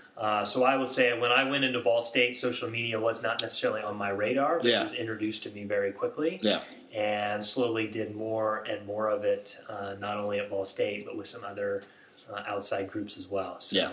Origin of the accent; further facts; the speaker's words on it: Indiana, United States; now in Charlotte, United States; Growing up in Indiana